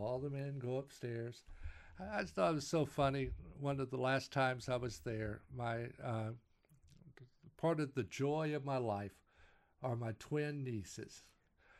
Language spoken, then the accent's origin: English; Texas, United States; moved away; I'm a Texan